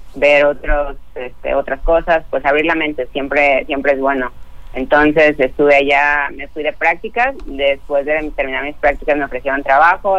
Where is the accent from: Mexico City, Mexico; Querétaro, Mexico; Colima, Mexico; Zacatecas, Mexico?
Colima, Mexico; Tecomán; yo soy de Tecomán